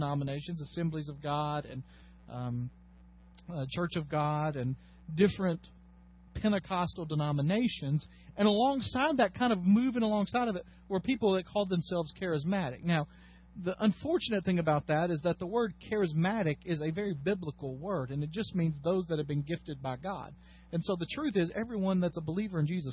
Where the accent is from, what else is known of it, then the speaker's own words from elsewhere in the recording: Dyersburg, Tennessee, United States; I grew up in Dyersburg